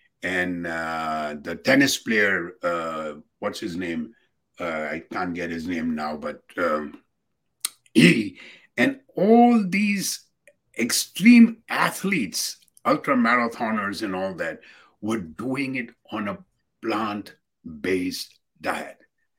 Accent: Gadsden, Alabama, United States; And then I had to drive back to my hometown, Gadsden, a small little place in Alabama near Birmingham.

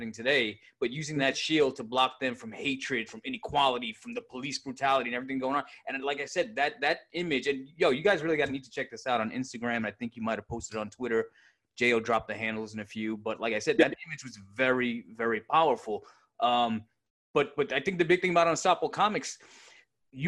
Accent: New York City, New York, United States; moved away as an adult; We grew up in Brooklyn

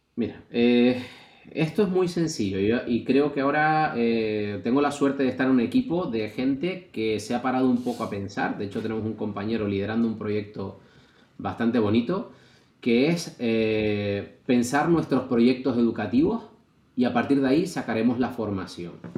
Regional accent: Canary Islands, Spain; en otra isla, que no era, no era la mía

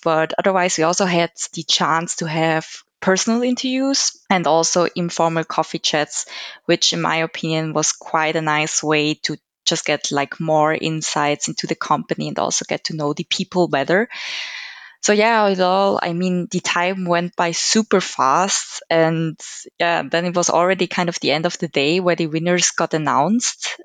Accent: Switzerland; I'm also born and raised in Switzerland

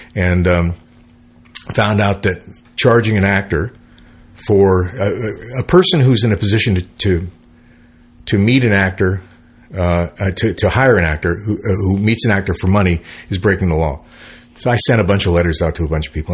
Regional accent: San Francisco, California, United States; moved away; as a musician, growing up in San Francisco, and so when I moved here in the '70s

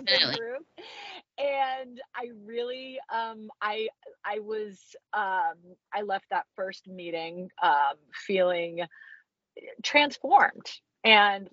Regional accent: Central Florida, United States; I grew up in Central Florida

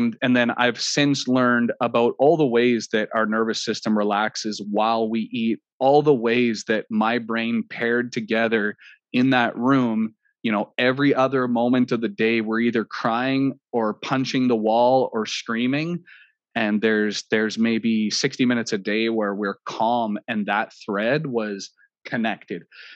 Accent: Canada; I'm Canadian

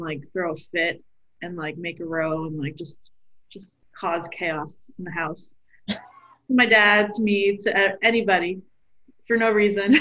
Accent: Pakistan; we're Pakistani. I mean, she is, and I am too.

